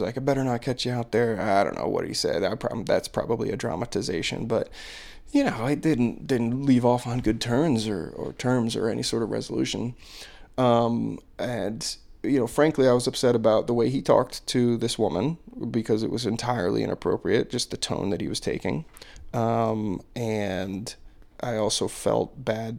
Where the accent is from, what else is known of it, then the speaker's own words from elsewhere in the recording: United States; as like an American